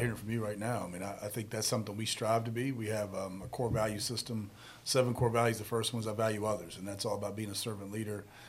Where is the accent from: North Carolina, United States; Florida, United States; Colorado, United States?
North Carolina, United States; Charlotte; born and raised in Charlotte.